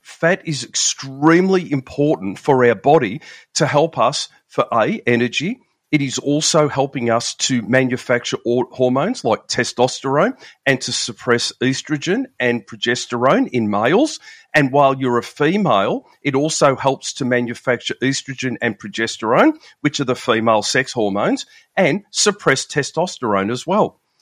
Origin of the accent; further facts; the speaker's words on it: Melbourne, Victoria, Australia; I'm from Melbourne in Australia, down the very bottom of the big island of Australia there